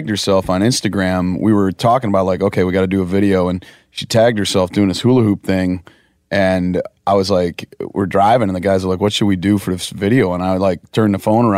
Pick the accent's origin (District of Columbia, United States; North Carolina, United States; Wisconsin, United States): Wisconsin, United States; I come from Wisconsin, farm family.